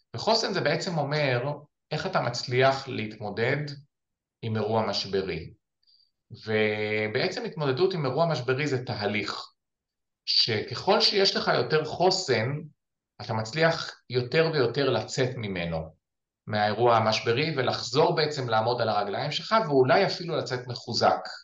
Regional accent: Ramat Magshimim, Northern District, Israel; אני גדלתי ביישוב אה, שנקרא רמת מגשימים, שנמצא בגולן

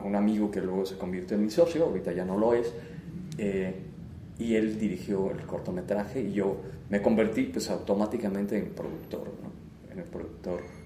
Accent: Querétaro, Mexico; also born or lived in Mexico City; pues nací aquí en Querétaro, o sea, soy eh, nacido aquí en, Querétaro. Em, pues viví buena parte de, mi infancia, prácticamente toda mi infancia y mi adolescencia acá

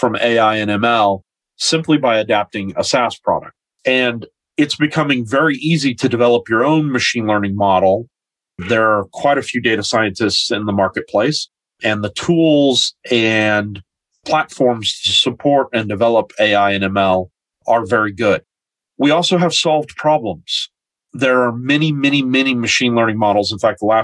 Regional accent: United States; moved away as an adult; now in New Zealand; I'm originally from the United States

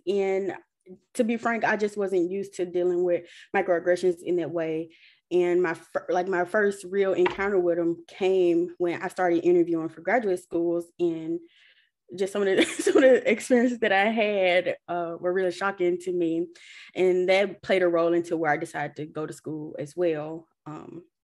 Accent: Ruleville, Mississippi, United States; moved away as an adult; I grew up in Rowville, which is predominantly Black

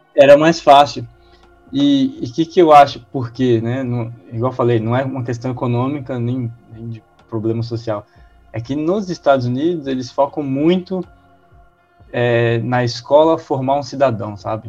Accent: Montes Claros, Minas Gerais, Brazil; also born or lived in Divinópolis; Eu sou de Montes Claros, eu, eu morei lá até meus 13 anos.

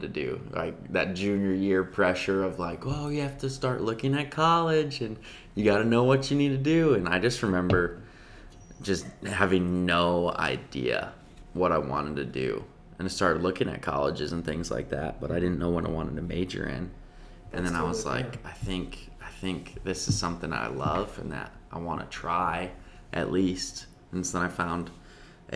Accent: Libertyville, Illinois, United States; moved away; I grew up in Chicago. So 45 minutes north of Chicago, actually like 15 minutes from the Wisconsin border.

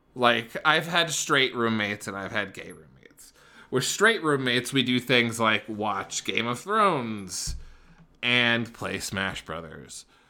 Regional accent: Wyoming, United States; moved away as an adult; now in Denver, United States; I was raised in Wyoming

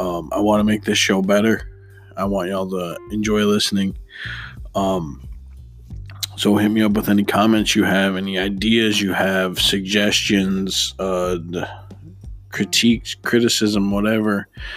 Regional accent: Detroit, Michigan, United States; Obviously, I am from Detroit, so I don't know much.

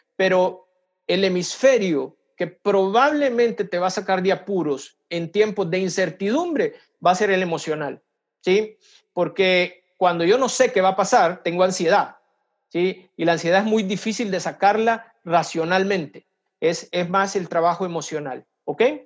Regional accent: El Salvador; moved away as an adult; now in Brazil; yo soy salvadoreño, eh, trabajo aquí en Brasil, estoy expatriado

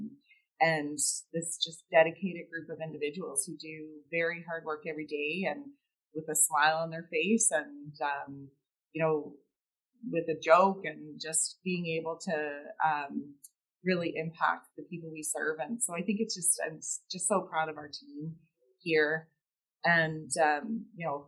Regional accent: Halifax, Nova Scotia, Canada; also born or lived in Cape Breton, Nova Scotia / Dartmouth, Nova Scotia; I grew up in Nova Scotia, and, you know, I was born in Cape Breton and that family there, and grew up in Halifax, Dartmouth

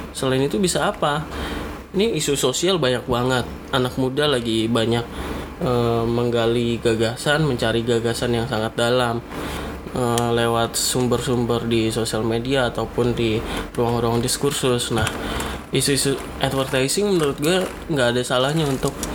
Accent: Yogyakarta, Special Region of Yogyakarta, Indonesia; karena gue dari Jogja

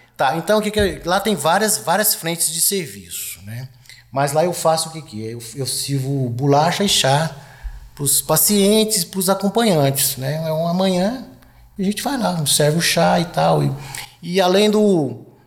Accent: Goiás, Brazil; moved away; eu sou lá de Goiás Velho

